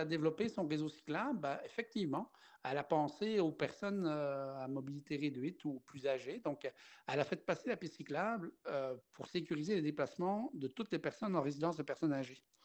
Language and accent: French; Belgium; moved away as an adult; also born or lived in Lac-Saint-Jean, Quebec; now in Quebec, Canada; à mon accent, les gens pourraient euh, chercher à mmh deviner ma nationalité. Et euh, non, je ne suis pas français, je ne suis pas gaspésien, je ne viens pas des îles de la Madeleine, je viens de la Belgique.